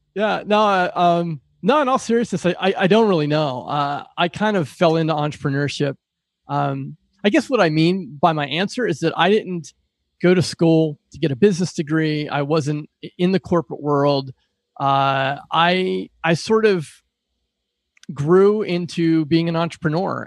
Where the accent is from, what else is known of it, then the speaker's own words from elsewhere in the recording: Pittsburgh, Pennsylvania, United States; I pride myself on a blue collar work ethic growing up in Pittsburgh